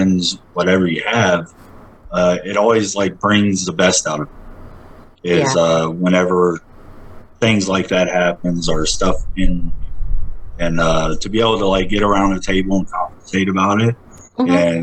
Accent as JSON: {"language": "English", "town": "Hampton", "region": "Georgia", "country": "United States", "tie": "born or raised there", "said": "I actually grew up in Hampton, Georgia"}